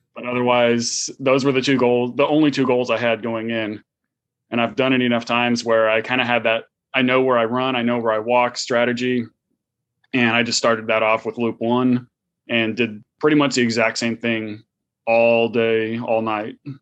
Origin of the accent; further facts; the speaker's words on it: San Francisco Bay Area, California, United States; moved away as an adult; now in Houston, United States; I grew up in the San Francisco Bay Area.